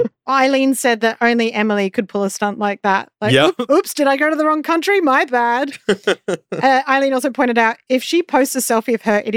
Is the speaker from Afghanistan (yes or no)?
no; Australia; I grew up in Australia, we say pants meaning trousers.